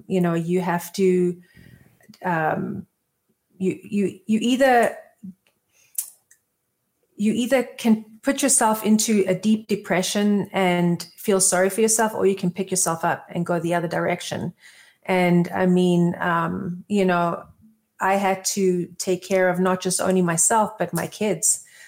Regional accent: Johannesburg, Gauteng, South Africa; moved away; also born or lived in Israel; So my background is I'm originally from South Africa, born in Johannesburg. I have moved around a lot as a kid, just back and forth. We moved to Israel originally, and then back to South Africa, and then left South Africa

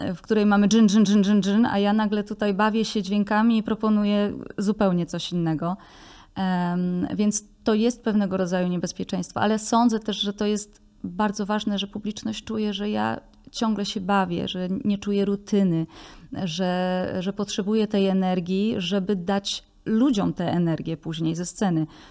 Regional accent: Tworków, Silesian Voivodeship, Poland; moją wioskę Tworków

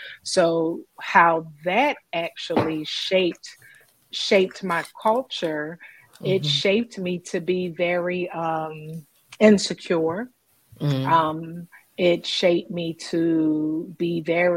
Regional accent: Philadelphia, Pennsylvania, United States; being from Philadelphia, yes, West Philadelphia, born and raised

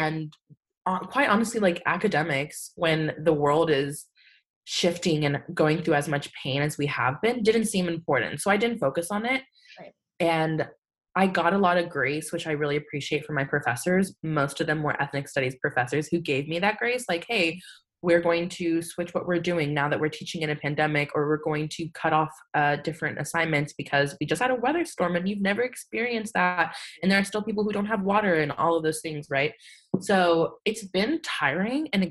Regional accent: San Antonio, Texas, United States; also born or lived in Austin, Texas; I'm from San Antonio, Texas.

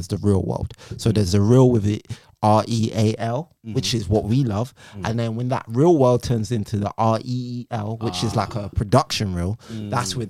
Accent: London, United Kingdom; I grew up in Northwest London, Stonebridge.

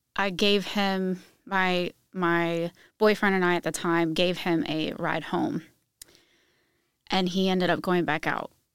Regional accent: Virginia, United States; moved away as an adult; now in Indiana, United States; I just moved to Indiana two years ago, but I'm originally from Virginia

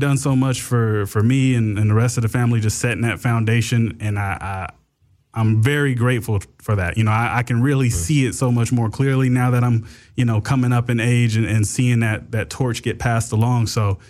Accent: Inglewood, California, United States; I grew up over in Inglewood off of like Manchester and Crenshaw.

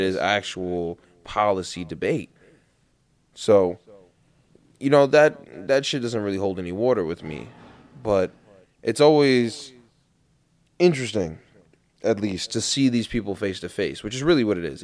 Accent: New York City, New York, United States; where I grew up in Queens

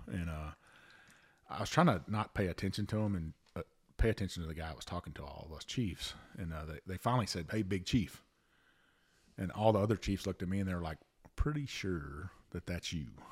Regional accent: Avant, Texas, United States; also born or lived in Bayou La Batre, Alabama; my hometown's Avant, Texas

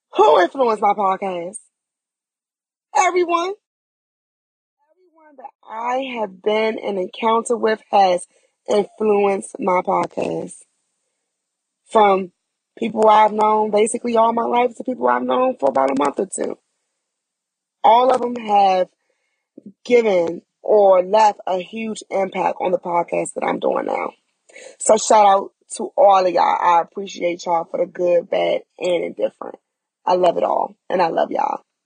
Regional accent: Prince George's County, Maryland, United States; moved away as an adult; also born or lived in Charlotte area, North Carolina; now in Charlotte, United States; I am from Prince George's County, Maryland. And I relocated to North Carolina within the Charlotte area about four and a half years ago

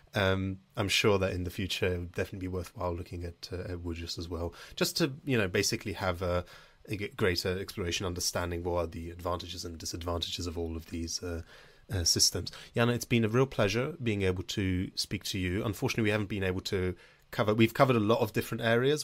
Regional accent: United Kingdom; a British Jewish student

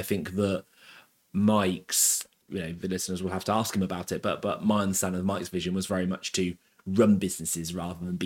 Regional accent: Abingdon, South East England, United Kingdom; I was brought up in Abingdon. I went to school in Abingdon.

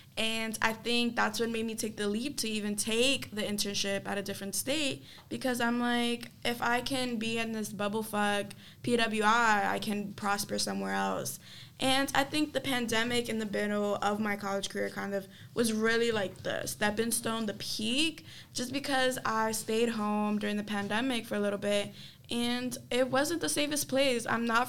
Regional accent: New York City, New York, United States; I'm from the Bronx, New York.

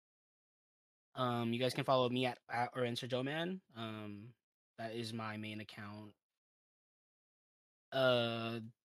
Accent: Philippines; We're all Filipino

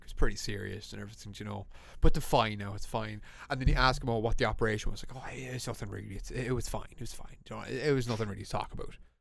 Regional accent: Ireland; we're an English-speaking country

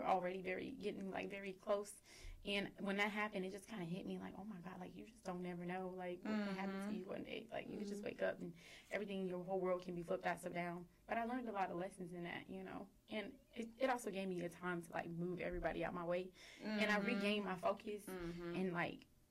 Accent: Houston, Texas, United States; moved away as an adult; also born or lived in Dallas; I'm from Houston. I'm from Southwest

